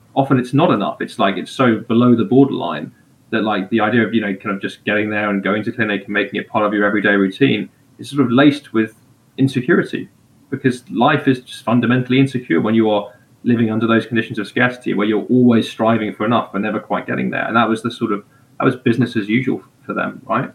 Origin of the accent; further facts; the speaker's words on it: England, United Kingdom; moved away; as an English person